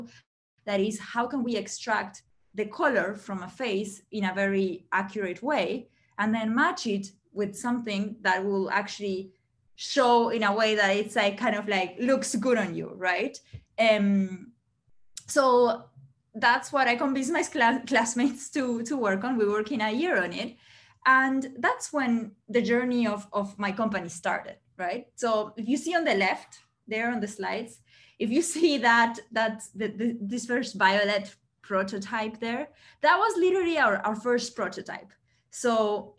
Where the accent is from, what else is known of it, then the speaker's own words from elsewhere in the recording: Uruguay; moved away; I'm originally from Uruguay, from South America.